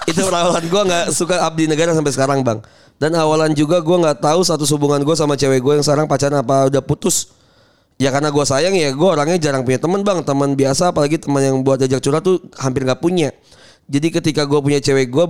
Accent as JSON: {"language": "Indonesian", "town": "Bogor", "region": "West Java", "country": "Indonesia", "said": "Nanya ke gue, gue orang mana? Gue bilang orang Bogor."}